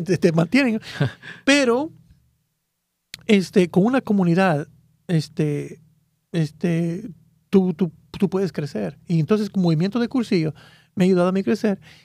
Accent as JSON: {"language": "Spanish", "country": "Guatemala", "moved": "as an adult", "lives_now": "United States", "said": "En ese tiempo era el grupo juvenil allá en mi país. Y, y era, ya era líder también allá en, ese... Ah, me, recuerdo que allá había un grupo que se llamaba Un Millón para Cristo allá en, Guatemala"}